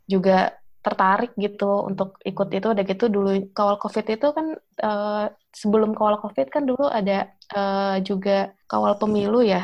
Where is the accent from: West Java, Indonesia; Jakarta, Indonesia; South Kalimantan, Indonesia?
Jakarta, Indonesia; oh kalau asli sih dari Jakarta oh asli Jakarta uh, eh, merumah di Jakarta tapi uh, kalau orang tua dua-duanya sih Pandeglang Banten.